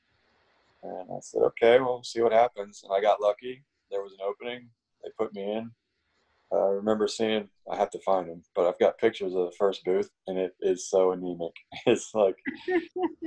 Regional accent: Maryland, United States; moved away; also born or lived in Florida / West Coast; I grew up in Maryland on the Chesapeake Bay.

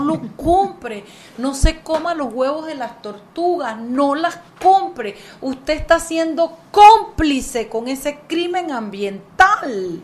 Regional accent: Panama; lo orgullosa que yo me siento como panameña

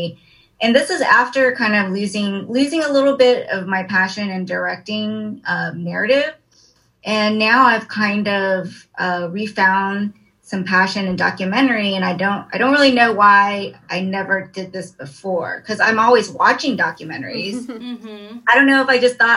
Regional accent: Dallas, Texas, United States; I was born and raised in Dallas, Texas

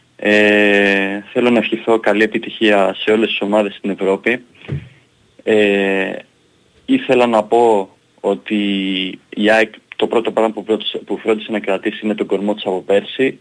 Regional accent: Greece; είμαστε Έλληνες

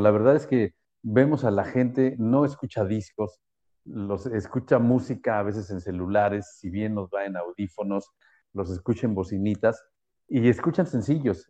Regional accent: Mexico City, Mexico; como buen chilango

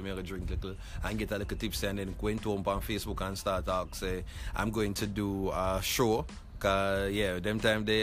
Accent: Kingston, Jamaica; Grew up downtown. I'm from Rallington Town, Waterloo Road

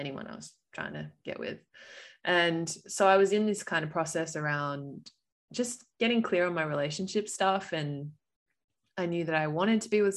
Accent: Perth, Western Australia, Australia; moved away; also born or lived in Melbourne; we're both from Perth, Western Australia, just FYI everyone. So my family's in Perth

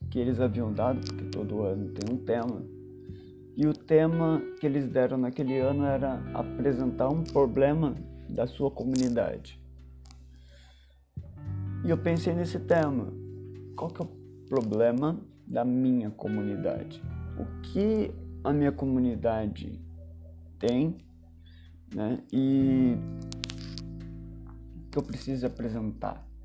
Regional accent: Rio de Janeiro, Brazil; now in São Paulo, Brazil; nasci no Rio de Janeiro, porém sou morador do Parque Santo Antônio. Ou seja, saí de Santa Teresa, zona sul do Rio, para a região do Capão Redondo, zona sul de São Paulo.

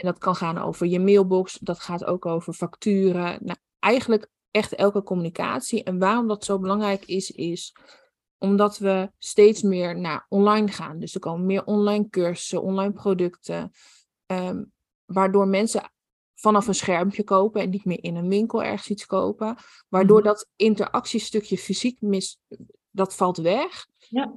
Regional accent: Netherlands; Ik kom inderdaad uit Nederland

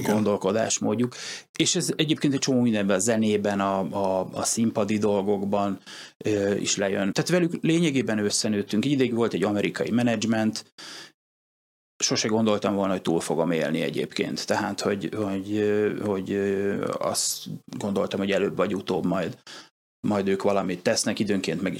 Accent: Hungary; ráadásul ugye magyarként voltam idegenül

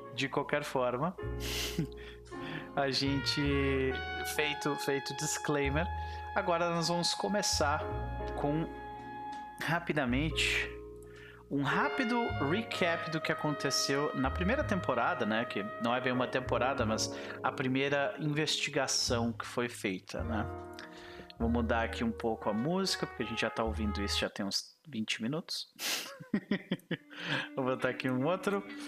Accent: Brazil; brasileiros que somos

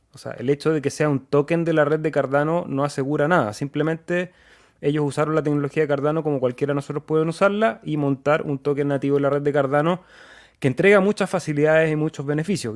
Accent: Chile; Nosotros somos de Chile

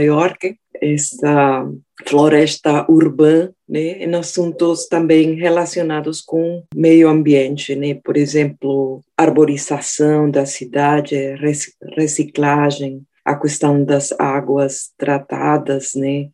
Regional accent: Colombia; moved away; eu nasci na Colômbia, perto do Rio Magdalena

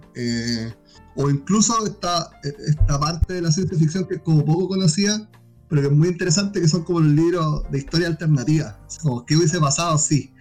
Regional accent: Iquique, Tarapacá, Chile; Y la mayoría somos de Iquique

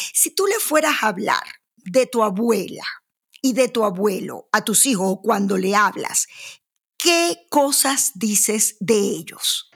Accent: Maracaibo, Zulia, Venezuela; yo que vengo de Maracaibo

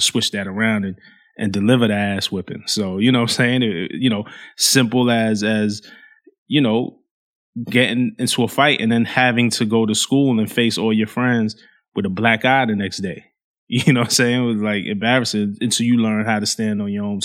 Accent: New York City, New York, United States; growing up in Flatbush in Brooklyn, like, there was a lot of violence in my neighborhood

